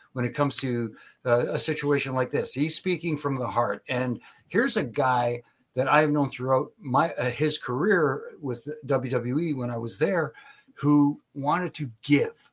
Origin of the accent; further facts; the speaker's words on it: Canada; since I'm Canadian